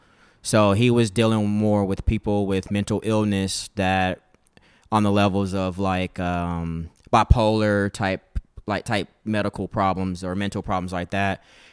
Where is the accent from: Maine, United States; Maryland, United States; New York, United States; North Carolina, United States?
North Carolina, United States; Goldsboro; moved away as an adult; now in San Diego, United States; I'm from Goldsboro.